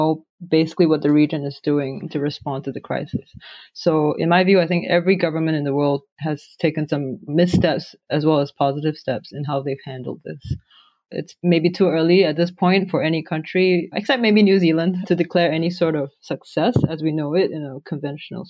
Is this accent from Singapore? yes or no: yes; Singapore; now in Phoenix, United States; I'm from Singapore.